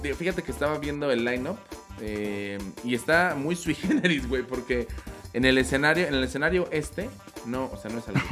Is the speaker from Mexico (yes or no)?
yes; Mexico City, Mexico; soy de Iztapalapa